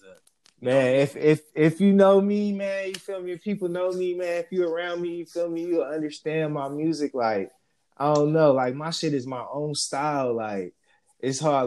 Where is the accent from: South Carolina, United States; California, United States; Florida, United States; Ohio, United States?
California, United States; Stockton; also born or lived in Las Vegas, Nevada; I was born in Las Vegas, raised in Stockton